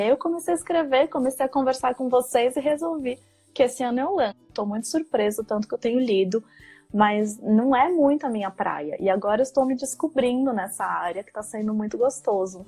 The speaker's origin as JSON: {"language": "Portuguese", "region": "São Paulo", "country": "Brazil", "tie": "born or raised there", "also_born_or_lived": "São Carlos, Brazil", "moved": "as an adult", "lives_now": "Copenhagen, Denmark", "said": "Eu sou de São Paulo, eu estudei no interior de São Paulo, na faculdade eu fiz é, São Carlos. É, mas então até os 18 eu morei na capital, depois eu fui pro interior"}